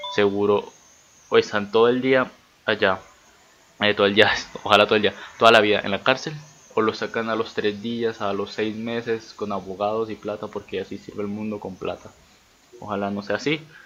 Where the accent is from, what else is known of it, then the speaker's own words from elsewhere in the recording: Venezuela; moved away as an adult; soy venezolano y me tengo que salir de mi país